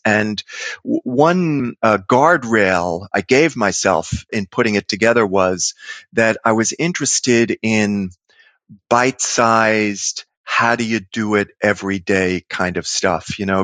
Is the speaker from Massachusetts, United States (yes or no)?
no; New York City, New York, United States; born or raised there